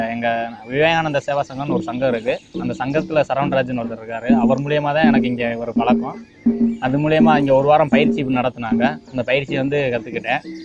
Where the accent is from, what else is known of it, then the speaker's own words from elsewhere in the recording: Aruppukottai, Tamil Nadu, India; moved away as an adult; now in Palladam, India; நான் மதுரை பக்கம் அருப்புக்கோட்டை என் ஊர்